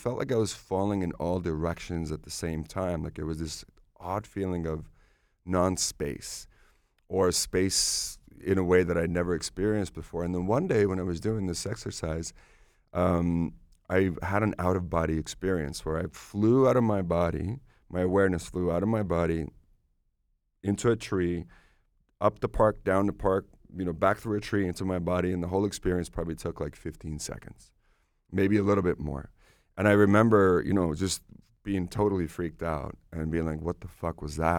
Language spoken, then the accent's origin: English; Estonia; born there; English is a second language; moved away; I was born in Soviet Union. Estonia was Soviet Union at the time.